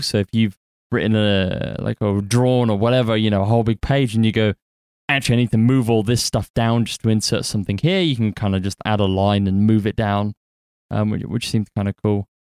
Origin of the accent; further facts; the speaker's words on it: United Kingdom; I'm British